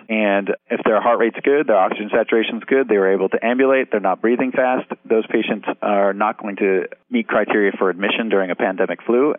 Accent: New York, United States; Considering I'm a New Yorker.

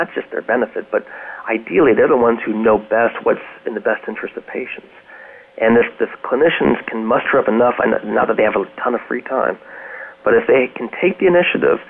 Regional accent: Richmond, Virginia, United States; I'm from Richmond

